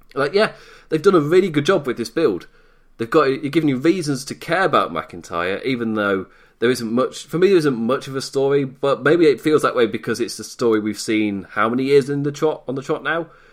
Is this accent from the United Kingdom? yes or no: yes; United Kingdom; Being British